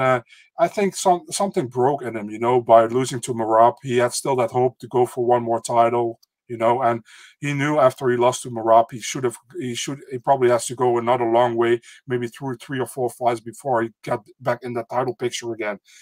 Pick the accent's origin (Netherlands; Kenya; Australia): Netherlands; I'm from the Netherlands.